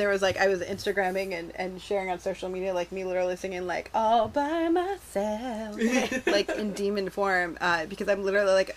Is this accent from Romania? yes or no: no; Canada; I grew up in Canada. We are forced to learn French.